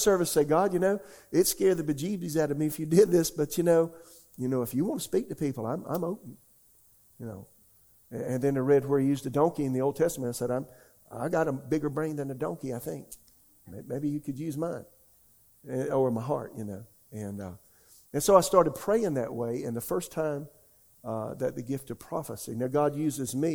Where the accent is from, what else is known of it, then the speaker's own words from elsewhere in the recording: Florence, South Carolina, United States; now in Raleigh, United States; a charismatic church in my hometown, Florence, South Carolina